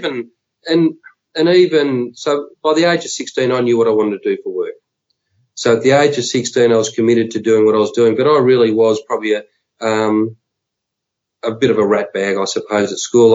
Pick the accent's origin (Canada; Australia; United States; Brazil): Australia; Warranwood, Victoria; I lived locally. I was in Warrenwood